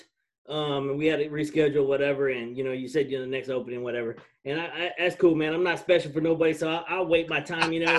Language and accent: English; Amarillo, Texas, United States; moved away; I'm from Amarillo, Texas, even though I don't claim it. but I do claim Texas